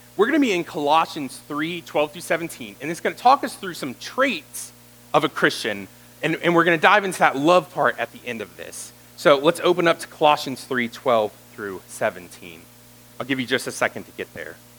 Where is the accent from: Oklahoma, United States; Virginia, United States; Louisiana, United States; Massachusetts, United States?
Virginia, United States; Roanoke; I grew up in this area. I grew up in the Catawba and Roanoke area